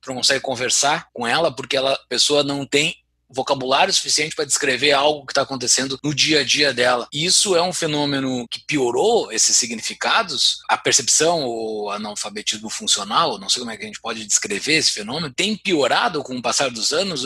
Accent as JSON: {"language": "Portuguese", "region": "Rio Grande do Sul", "country": "Brazil", "moved": "yes", "said": "Eu tô tomando meu chimarrão, diz que eu sou gaúcho, mesmo morando em Mordor"}